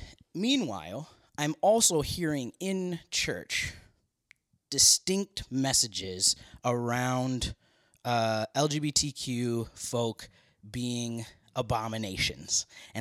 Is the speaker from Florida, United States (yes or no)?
no; Minneapolis, Minnesota, United States; born there; So I was born in Minneapolis, Minnesota.